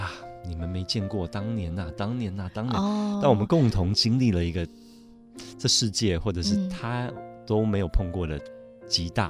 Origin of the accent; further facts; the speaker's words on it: Montreal, Quebec, Canada; 我在 Montreal 蒙特娄长大，我太太是在纽约长大。我们以前常常上山去滑雪